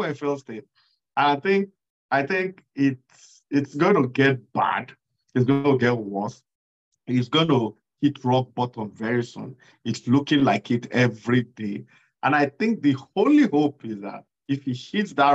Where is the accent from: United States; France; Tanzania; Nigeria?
Nigeria; my experience as a Nigerian